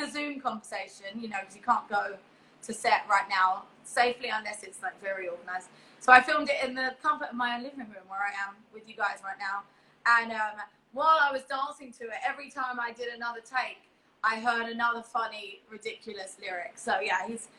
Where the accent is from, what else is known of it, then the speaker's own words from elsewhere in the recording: London, United Kingdom; moved away as an adult; also born or lived in East Hollywood, Los Angeles; now in Los Angeles, United States; I'm from East London. I'm in East Hollywood